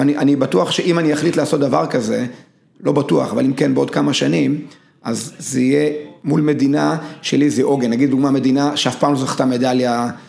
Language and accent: Hebrew; Israel; בנתה אותי בצורה מאוד מיוחדת כישראלי. אני בן לניצולי שואה